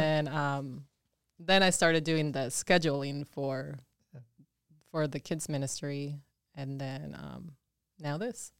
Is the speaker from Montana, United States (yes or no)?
yes; Twin Bridges, Montana, United States; English is a second language; also born or lived in Mexico / Dillon, Montana / Billings, Montana; I grew up in Montana in, um, in a tiny little town called Twin Bridges.